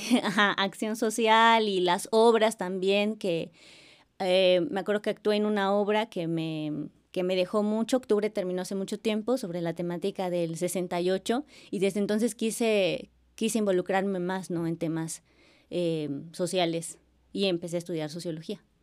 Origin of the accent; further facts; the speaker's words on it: Acapulco, Guerrero, Mexico; moved away as an adult; now in Xalapa, Mexico; soy acapulqueña, soy de Acapulco